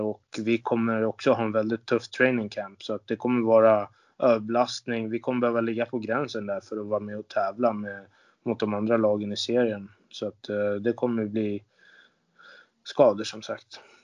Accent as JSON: {"language": "Swedish", "country": "Sweden", "also_born_or_lived": "Linköping / Austria / Kazakhstan", "said": "som svensk"}